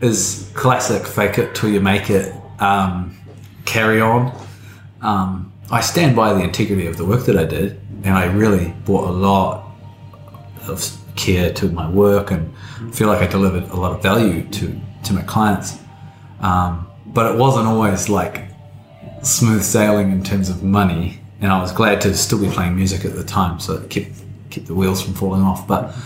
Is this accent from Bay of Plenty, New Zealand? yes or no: yes; Tauranga, Bay of Plenty, New Zealand; I grew up in Tauranga, which most people will know is sort of like the retirement village of New Zealand